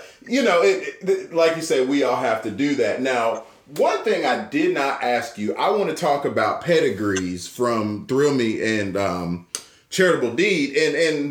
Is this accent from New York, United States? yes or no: no; Atlanta, Georgia, United States; I take a lot of pride in being from Georgia, right? Like I'm from Atlanta, but there is a history to all of us down here from Georgia.